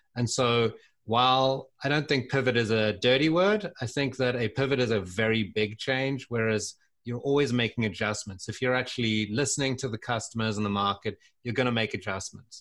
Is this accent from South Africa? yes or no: yes; South Africa; moved away as an adult; also born or lived in London, United Kingdom / Santa Barbara, United States / Seattle, United States; I was born in South Africa